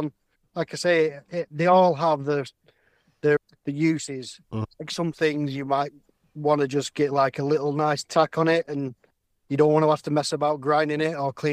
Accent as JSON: {"language": "English", "town": "Bury", "region": "North West England", "country": "United Kingdom", "said": "I'm from Bury, Manchester, England."}